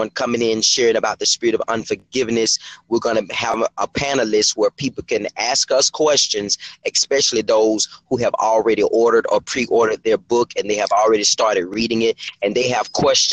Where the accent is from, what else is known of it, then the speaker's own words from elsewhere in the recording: Thomasville, Georgia, United States; also born or lived in Savannah, Georgia; now in Jacksonville, United States; my hometown, the city of Thomasville, Georgia